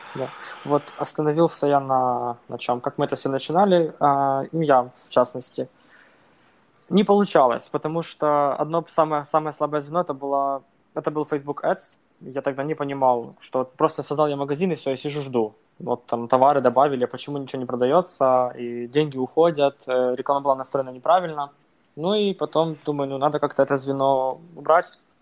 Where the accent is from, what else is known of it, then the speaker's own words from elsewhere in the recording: Bila Tserkva, Kyiv Oblast, Ukraine; moved away as an adult; now in Poland; я родом из Украины, из Киевской области, такой город Белая Церковь